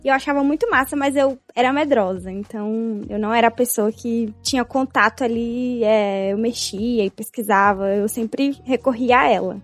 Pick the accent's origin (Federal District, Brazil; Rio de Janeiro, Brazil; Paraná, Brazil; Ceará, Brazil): Federal District, Brazil; Brasília; eu sou de Brasília, tenho 24 anos